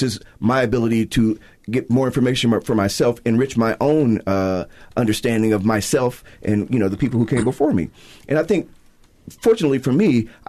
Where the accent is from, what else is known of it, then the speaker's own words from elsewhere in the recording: Chicago, Illinois, United States; now in Salt Lake City, United States; I was growing up in Chicago